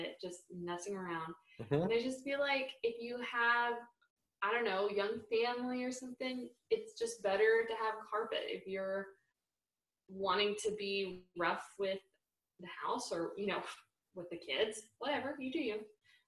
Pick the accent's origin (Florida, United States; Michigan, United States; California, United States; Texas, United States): Texas, United States; Dallas; I grew up in Texas